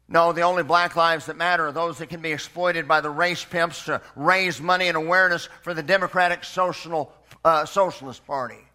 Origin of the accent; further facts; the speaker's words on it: Memphis, Tennessee, United States; born there; I was born in Memphis, Tennessee.